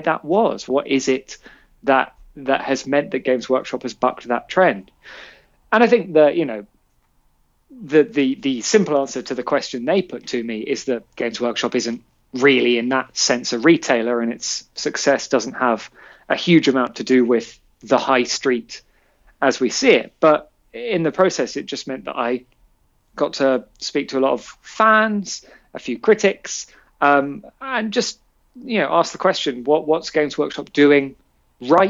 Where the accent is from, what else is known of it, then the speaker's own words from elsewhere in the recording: London, United Kingdom; I grew up in Shepherd's Bush